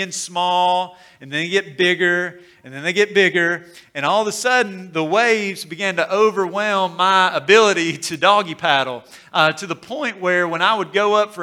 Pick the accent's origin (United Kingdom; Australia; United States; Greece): United States; Corinth, Mississippi; growing up in Corinth, we would make the drive over to Decatur, Alabama